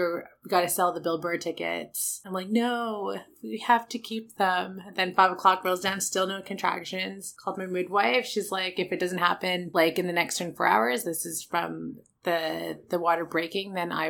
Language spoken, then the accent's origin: English; Vancouver, British Columbia, Canada; We're two Asians born and raised in Vancouver